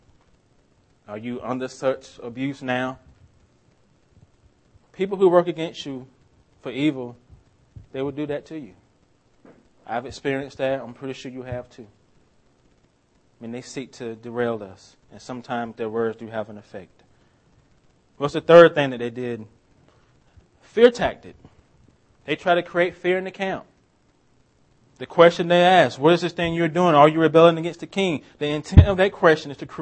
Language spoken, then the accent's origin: English; Swainsboro, Georgia, United States; moved away; I'm from a town called Swainsboro, Georgia. It's my hometown.